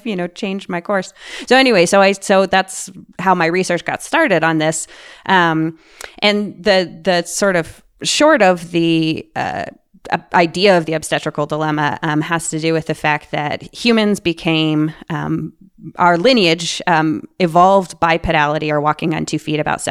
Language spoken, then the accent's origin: English; Boulder, Colorado, United States; I grew up here in Boulder, Colorado